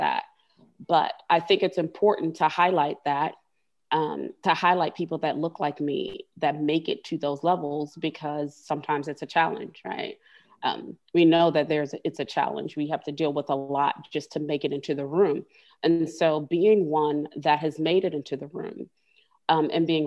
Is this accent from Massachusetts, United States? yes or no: no; Miami, Florida, United States; moved away as an adult; now in Birmingham, United States; I grew up in Miami, which is the melting pot, you know, of immigrants.